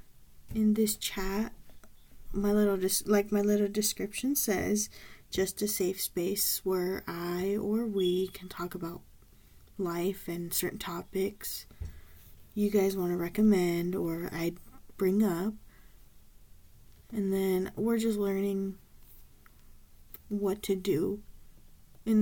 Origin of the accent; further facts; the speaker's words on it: Southern California, United States; I'm from SoCal